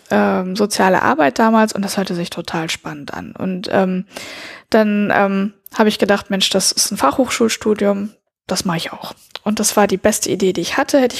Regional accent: Lebanon; Und ähm, dass ich bin im Libanon geboren und da auch teilweise aufgewachsen. Mit meinen Eltern bin ich sehr oft umgezogen und ähm, ja, also und bin auf eine französische Schule gegangen.

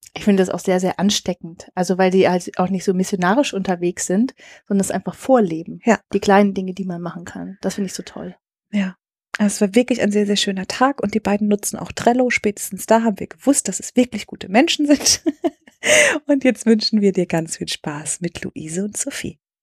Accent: Speyer, Rhineland-Palatinate, Germany; Und heute sind wir in Speyer, meiner Geburtsstadt. Da bin ich geboren und aufgewachsen.

